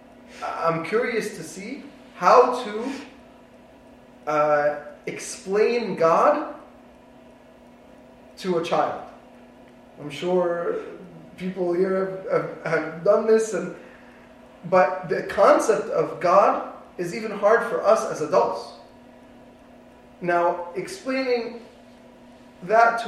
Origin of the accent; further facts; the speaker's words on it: East Coast, United States; moved away; I grew up with in the East Coast